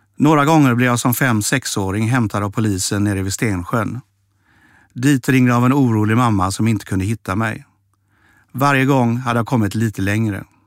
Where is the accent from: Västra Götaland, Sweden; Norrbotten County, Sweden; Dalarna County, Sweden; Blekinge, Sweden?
Västra Götaland, Sweden; Mölndal; moved away; also born or lived in Stockholm; Jag växte upp i Mölndal